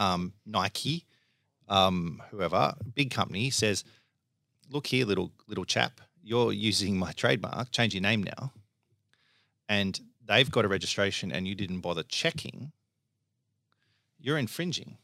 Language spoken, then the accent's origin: English; Melbourne, Victoria, Australia; I grew up in, uh, Lower Templestowe. So, you know, I've always been in Melbourne.